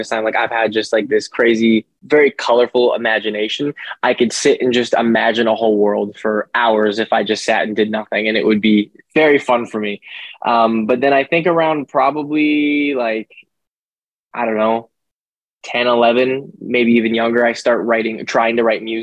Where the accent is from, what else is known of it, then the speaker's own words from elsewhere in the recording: Winnipeg, Manitoba, Canada; also born or lived in Calgary, Alberta, Canada; I moved out to a place called Winnipeg when I was about 5 years old, and I was raised there as well. Stayed there basically my whole life